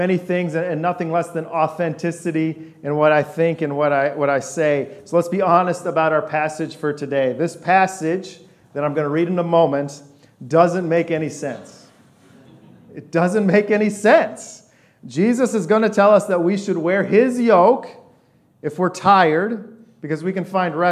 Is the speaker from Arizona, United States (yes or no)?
no; West Lafayette, Indiana, United States; also born or lived in Boston / Detroit / Virginia Beach; I was born in a city of 8 million people. We moved to West Lafayette in an apartment when I was little.